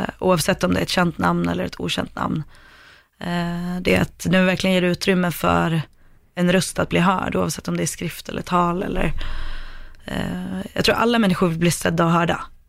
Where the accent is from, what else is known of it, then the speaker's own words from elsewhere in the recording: Sweden; jag kommer från Sverige.